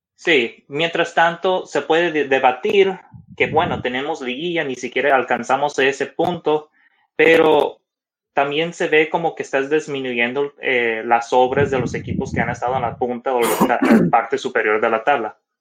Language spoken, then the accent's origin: Spanish; Mexico; nosotros como mexicanos